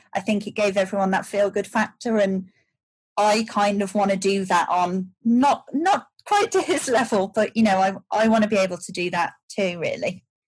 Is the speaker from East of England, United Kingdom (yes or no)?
no; Shropshire, West Midlands, United Kingdom; moved away as an adult; also born or lived in United States; I grew up in Shropshire